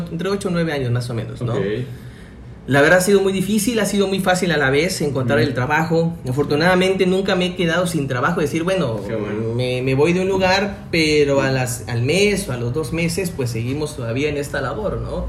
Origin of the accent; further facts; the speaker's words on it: Tuxtla Gutiérrez, Chiapas, Mexico; soy de Tuxtla Gutiérrez